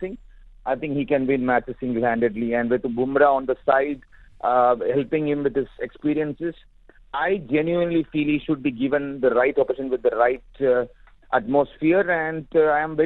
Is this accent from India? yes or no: yes; India; as a being an Indian, as a cricket fan, as a cricketer myself